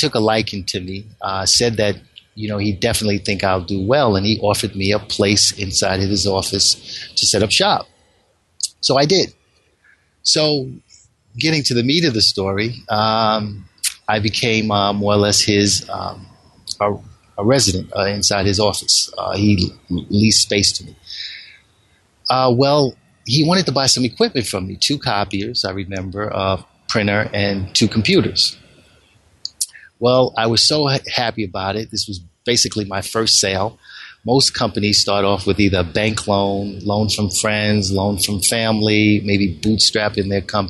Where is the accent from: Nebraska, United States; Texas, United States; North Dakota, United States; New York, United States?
New York, United States; Bronx; Growing up in the South Bronx, it was pretty much of a challenge.